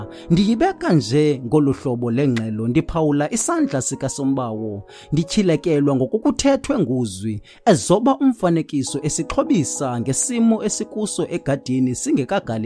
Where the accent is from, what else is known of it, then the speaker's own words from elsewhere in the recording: Eastern Cape, South Africa; I'm from South Africa at Eastern Cape.